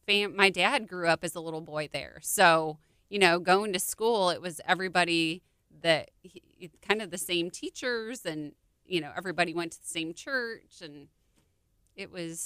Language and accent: English; Illinois, United States; I'm from Illinois.